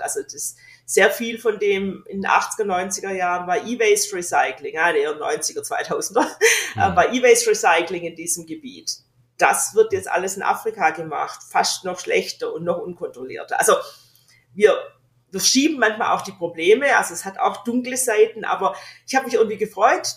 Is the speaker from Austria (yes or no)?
no; Australia; moved away; ich bin Australierin